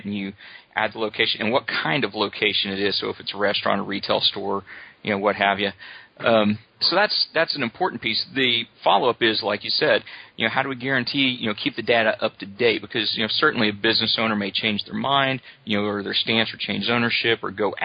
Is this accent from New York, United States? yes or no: no; Oklahoma, United States; I grew up here in Oklahoma